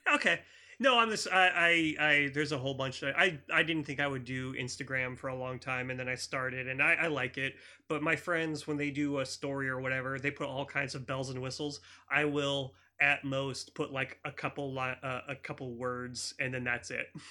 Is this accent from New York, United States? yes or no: no; Campbell, California, United States; I grew up in Campbell